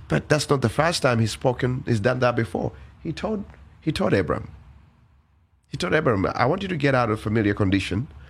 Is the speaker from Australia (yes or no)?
no; Uganda; born and raised in Uganda.